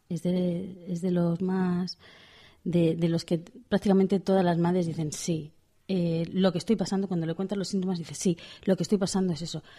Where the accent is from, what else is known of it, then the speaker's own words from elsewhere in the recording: Pamplona, Navarre, Spain; soy de Pamplona